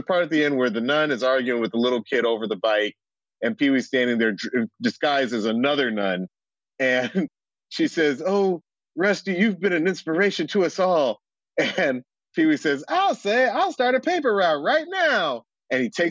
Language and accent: English; Atlanta, Georgia, United States; growing up in Atlanta, everything was V103 and it was R&B and soul